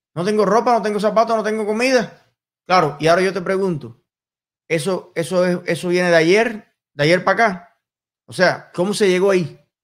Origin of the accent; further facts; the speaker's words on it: Cuba; en mi país en los campos de Cuba